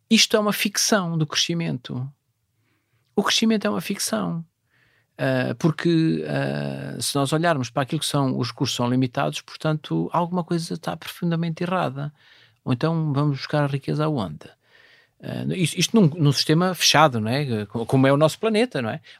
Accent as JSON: {"language": "Portuguese", "region": "Viana do Castelo", "country": "Portugal", "said": "tinha que andar eh, 40 km, apanhar o comboio para ir para o Liceu de Viana do Castelo. Portanto, sou da zona de Vila Observeira, portanto, vinha para, para Viana do Castelo."}